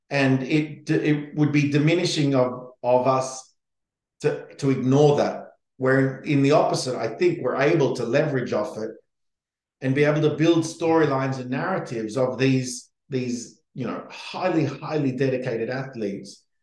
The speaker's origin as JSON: {"language": "English", "country": "Australia", "said": "as an Australian, Brisbane afterwards is even more exciting."}